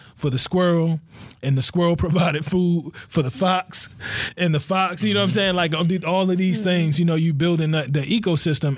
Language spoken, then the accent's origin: English; Baltimore, Maryland, United States; I grew up in Cherry Hill